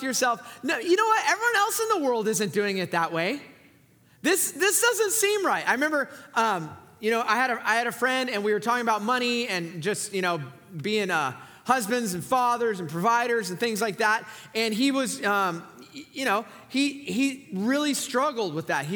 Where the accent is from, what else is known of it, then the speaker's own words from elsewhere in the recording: Southern California, United States; now in Fresno, United States; I'm from Southern California.